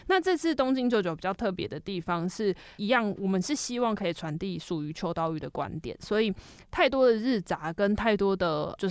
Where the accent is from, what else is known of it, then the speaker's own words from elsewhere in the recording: Taiwan; 我们身为台湾人